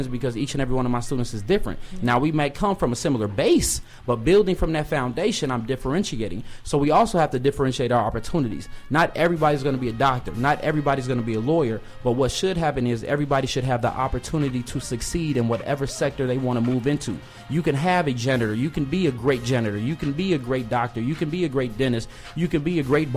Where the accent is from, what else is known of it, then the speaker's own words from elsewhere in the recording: Chicago, Illinois, United States; growing up, being born and raised in the Shy